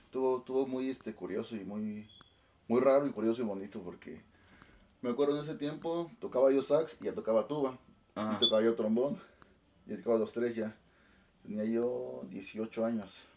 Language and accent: Spanish; La Trinidad Ixtlán, Oaxaca, Mexico; moved away as an adult; also born or lived in Mexico City; Yo soy originario de un pueblo que se llama La Trinidad Ixlán, ahí del estado de Oaxaca